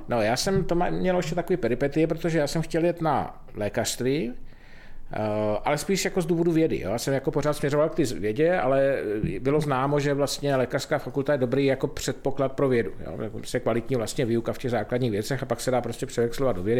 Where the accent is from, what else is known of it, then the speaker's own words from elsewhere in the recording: Pálava region, South Moravian Region, Czechia; jsem vyrůstal v Podpálavu, což je teda jako naprosto nádherný kraj